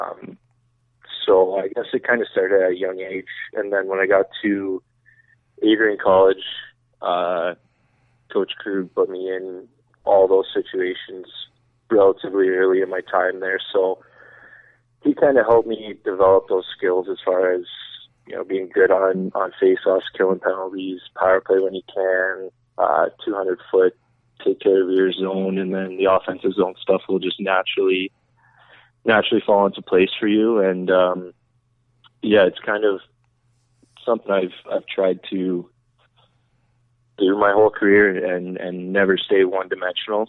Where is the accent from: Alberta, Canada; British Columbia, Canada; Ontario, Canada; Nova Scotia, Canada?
Ontario, Canada; Alliston; also born or lived in Bolton, Ontario; I spent most of my, well, pretty much all my childhood in Alliston, Ontario, which is another 20 minutes north of Bolton.